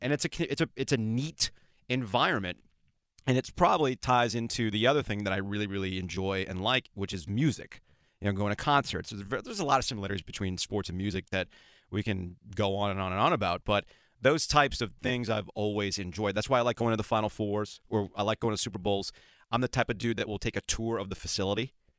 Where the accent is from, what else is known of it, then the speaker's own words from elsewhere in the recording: Boca Raton, Florida, United States; moved away; I grew up in Boca Raton, Florida